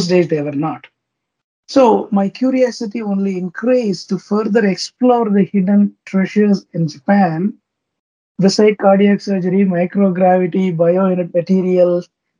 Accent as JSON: {"language": "English", "country": "India", "said": "I'm from India, India"}